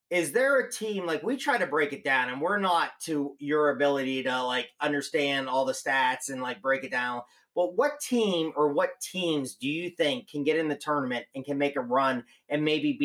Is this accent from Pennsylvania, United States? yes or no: yes; Central Pennsylvania, United States; moved away; I'm from Central Pennsylvania originally.